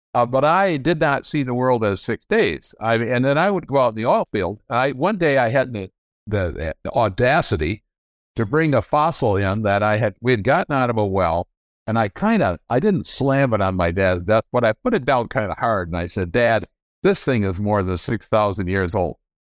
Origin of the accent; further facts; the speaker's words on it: Grand Rapids, Michigan, United States; I grew up in Grand Rapids, Michigan. I was born here in nineteen forty-three.